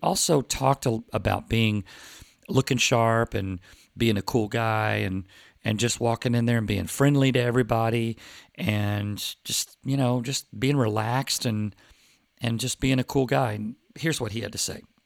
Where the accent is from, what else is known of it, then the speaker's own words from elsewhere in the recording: Plano, Texas, United States; I grew up with them in Plano, Texas